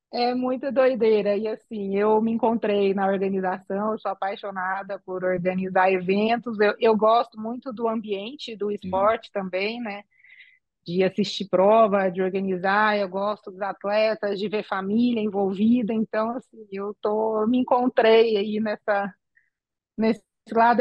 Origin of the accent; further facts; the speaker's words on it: São Carlos, São Paulo, Brazil; moved away as an adult; now in Aracruz, Brazil; Eu sou de São Carlos, interior de São Paulo